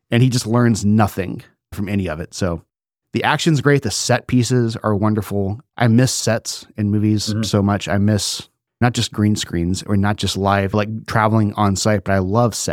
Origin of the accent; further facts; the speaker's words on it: United States; It's part of being American is we have an opinion on everything.